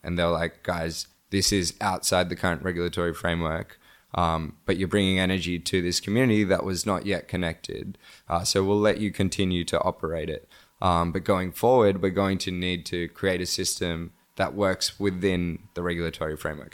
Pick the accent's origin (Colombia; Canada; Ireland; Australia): Australia; also born or lived in Bangladesh; now in Cambodia; I was born in, um, Bangladesh and I grew up in Australia